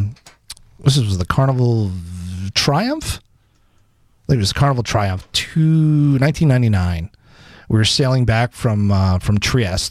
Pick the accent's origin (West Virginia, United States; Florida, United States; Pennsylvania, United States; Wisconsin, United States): Florida, United States; Davie; moved away as an adult; also born or lived in Long Island, New York; now in Fairport, United States; I grew up in Broward County, so I grew up in Davie, Cooper City, Plantation area